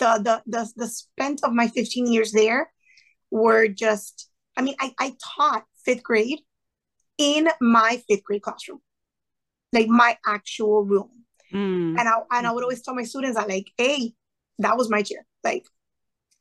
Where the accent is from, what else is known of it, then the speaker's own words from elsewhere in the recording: Sweetwater, Florida, United States; first language Spanish; English is a second language; I was born and raised in Sweetwater, to be specific, went to college at FIU. Like I stayed within a 5 mile radius of my neighborhood